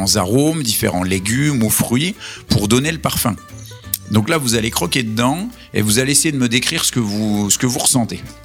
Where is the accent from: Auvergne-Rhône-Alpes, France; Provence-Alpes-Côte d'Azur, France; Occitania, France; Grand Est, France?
Grand Est, France; Vosges; comme on est originaire des Vosges, on tient à notre identité euh, vosgienne